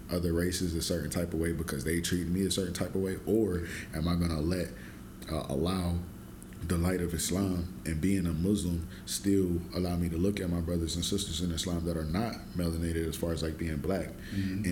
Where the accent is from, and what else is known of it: Ohio, United States